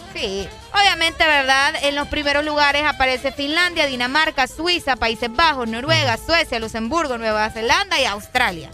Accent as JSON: {"language": "Spanish", "country": "Honduras", "said": "la situación en mi país es bien diferente"}